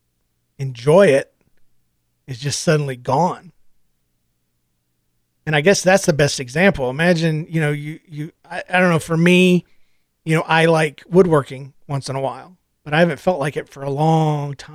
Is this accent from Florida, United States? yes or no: yes; Florida, United States; moved away; I've lived here 8 years. I'm from Florida.